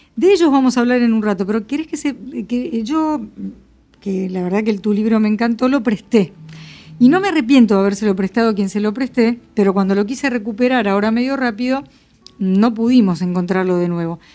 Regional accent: Buenos Aires, Argentina; no voy a decir argentino, pero por lo menos porteño, y yo soy muy porteña

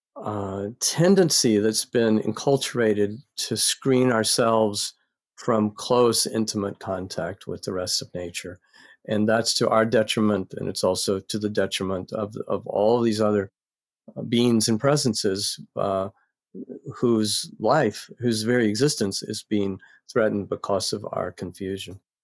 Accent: North Carolina, United States; I grew up in North Carolina

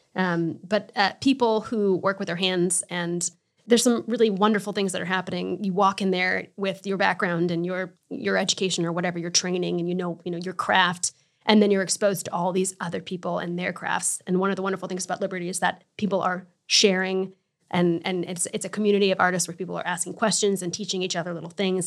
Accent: Connecticut, United States; moved away as an adult; also born or lived in Hudson Valley, New York; I'm originally from Connecticut

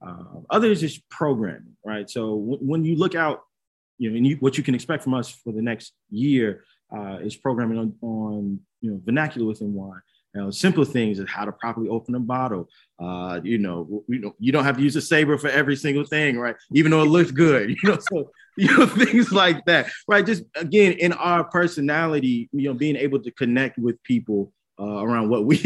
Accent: Chicago, Illinois, United States; Chicago, the both of us.

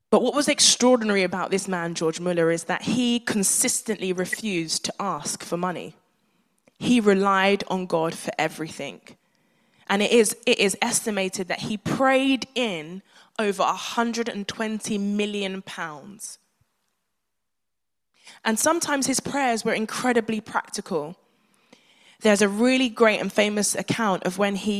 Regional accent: Nigeria; being a Nigerian child

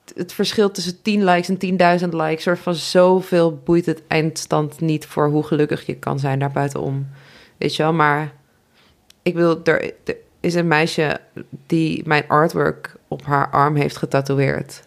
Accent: Nijmegen, Gelderland, Netherlands; ik kom uit Nijmegen

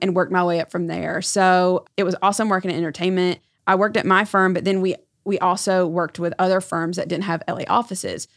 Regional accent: Erwin, North Carolina, United States; I was born and raised in North Carolina. I grew up in a very small town called Irwin

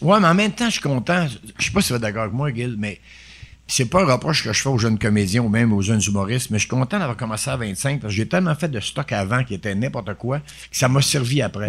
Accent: Quebec, Canada; Il me demande si je suis un Américain. Non, Québécois

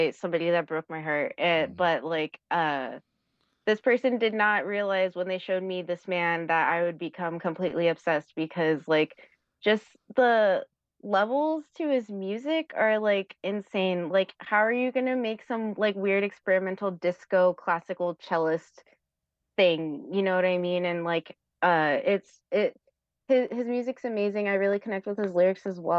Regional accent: Los Angeles, California, United States; also born or lived in San Francisco (La Misión); I'm from the Valley

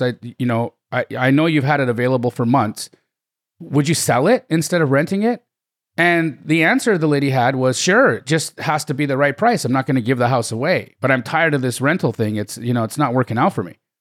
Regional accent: Calgary, Alberta, Canada; I grew up in Calgary, Alberta, Canada

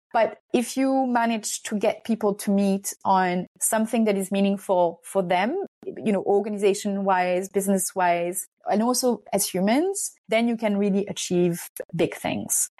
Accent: France; also born or lived in Hungary; I'm Hungarian. Um, but I'm also French. I grew up in France.

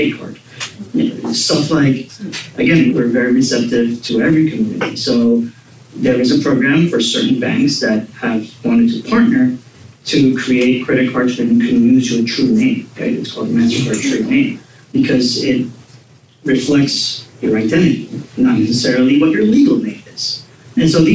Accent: Puerto Rico; I'm born and raised in Puerto Rico. I went to law school in Puerto Rico

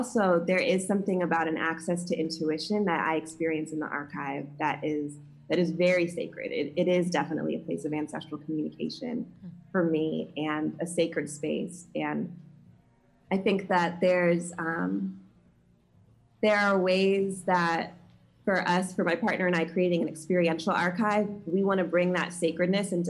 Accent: the South, United States; a queer Black woman growing up in the South

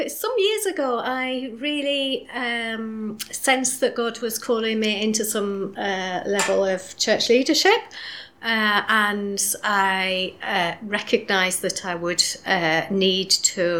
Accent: Yorkshire and the Humber, United Kingdom; now in Scottish Borders, United Kingdom; I live in the Scottish borders, but I guess you can tell from my accent that I'm not really from there. Originally, I was from South Yorkshire

